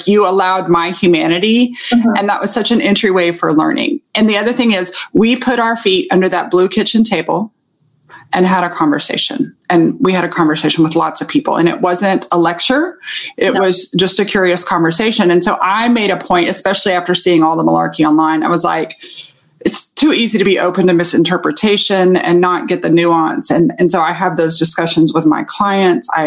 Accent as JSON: {"language": "English", "region": "Texas", "country": "United States", "said": "I'm from Texas and I'm from the South"}